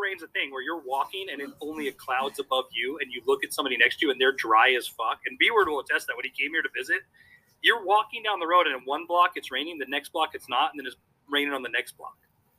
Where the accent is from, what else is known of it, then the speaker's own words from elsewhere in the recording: Nevada, United States; moved away; also born or lived in Arizona; I was born in Arizona, and then I grew up in Nevada